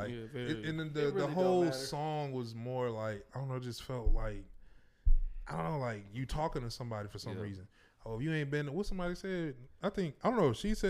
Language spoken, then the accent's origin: English; Houston, Texas, United States; moved away; now I don't live in Houston, but I'm from Houston. But I don't see myself like, oh, I'm not Houstonian. Like, nah, I'm still Houston.